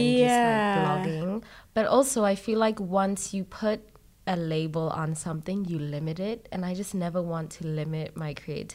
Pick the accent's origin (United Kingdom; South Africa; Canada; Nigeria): South Africa; also being South African, we just got our freedom like 5 minutes ago